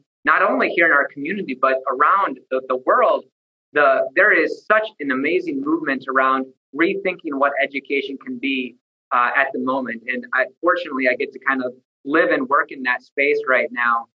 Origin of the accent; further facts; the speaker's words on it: central Minnesota, United States; also born or lived in Sioux Falls, South Dakota / Twin Cities, Minnesota; I grew up in central Minnesota, graduated from Starzell High School in 2005